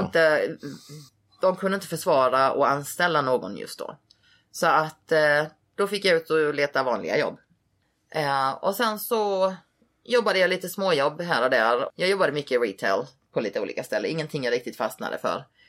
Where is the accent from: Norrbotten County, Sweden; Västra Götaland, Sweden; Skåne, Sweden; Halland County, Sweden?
Halland County, Sweden; Halmstad; moved away as an adult; also born or lived in Hawaii; now in Las Vegas, United States; jag var uppväxt i Halmstad